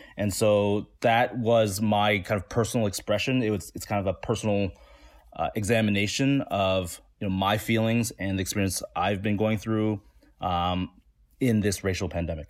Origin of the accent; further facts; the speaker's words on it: Toronto, Ontario, Canada; I grew up in the east side Chinatown in Toronto